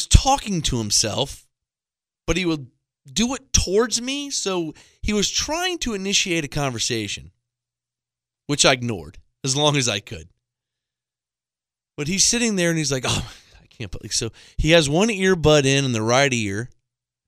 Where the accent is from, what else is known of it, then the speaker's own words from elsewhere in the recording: Tampa, Florida, United States; I'm from Tampa